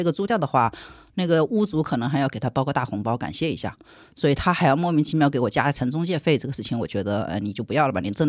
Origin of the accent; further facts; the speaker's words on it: Shanghai, China; 对的，我们上海人不不吃这个亏，所以他们就跳了起来，拉着我跑的。